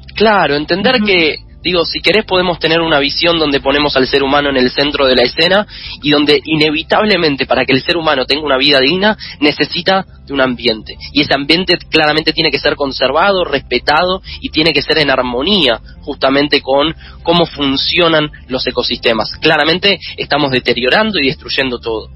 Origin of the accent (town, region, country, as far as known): Argentina